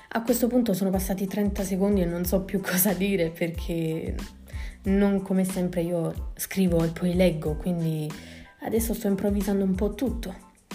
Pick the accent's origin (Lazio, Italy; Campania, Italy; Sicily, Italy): Campania, Italy; Naples; vengo da Napoli